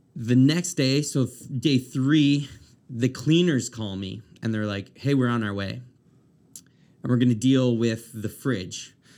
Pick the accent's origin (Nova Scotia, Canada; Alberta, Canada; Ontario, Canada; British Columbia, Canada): Nova Scotia, Canada; Amherst; also born or lived in Dartmouth / Halifax; now in Moncton, Canada; I'm from Amherst originally